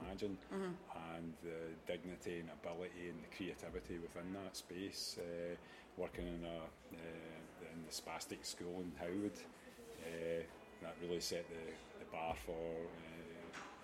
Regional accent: Beith, Scotland, United Kingdom; I come from Beath in Ayrshire

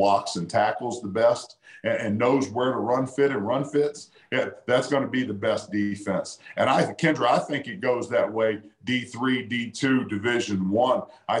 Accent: Virginia, United States; moved away as an adult; I took a job at Southern Virginia University in my home state, because that's an LDS community.

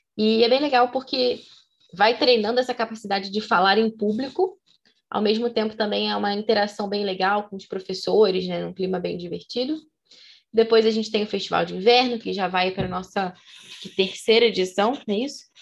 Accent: Rio de Janeiro, Brazil; como somos cariocas

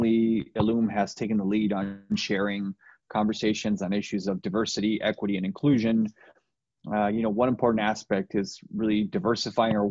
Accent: Nogales, Arizona, United States; I'm from Nogales

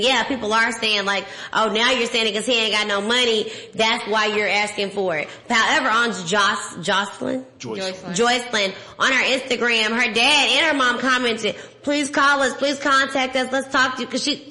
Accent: Dallas, Texas, United States; I am from Dallas. What it do, Texas?

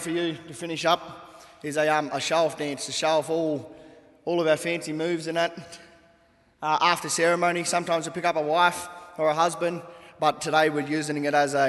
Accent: New South Wales, Australia; as we are actually from Gamilaroi and also Wiradjuri.

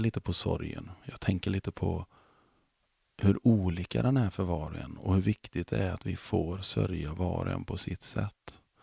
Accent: Mark Municipality, Västra Götaland, Sweden; Jag kommer från Marks kommun

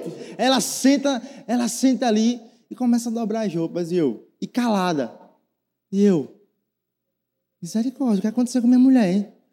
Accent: Northeast Region, Brazil; a gente é nordestino

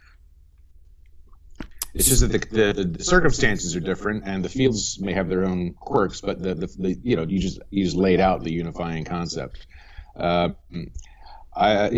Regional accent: Bucks County, Pennsylvania, United States; moved away as an adult; also born or lived in Washington, D.C. / New York City / Paris; now in Hong Kong; I grew up in Bucks County, Pennsylvania

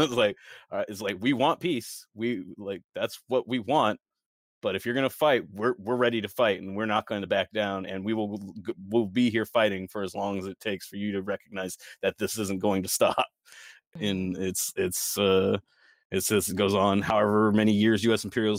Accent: United States; especially as an American

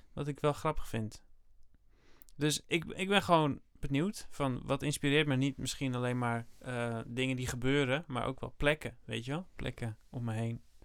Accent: Netherlands; ik ben Nederlander, ik kom uit Nederland, ik blijf wel in Nederland.

